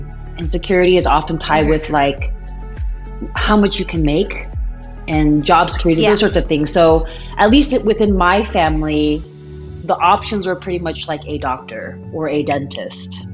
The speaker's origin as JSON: {"language": "English", "town": "Aurora", "region": "Colorado", "country": "United States", "tie": "born or raised there", "also_born_or_lived": "Michigan / California / Seattle, Washington", "moved": "as an adult", "lives_now": "Lynnwood, United States", "said": "Born and raised in Aurora, Colorado"}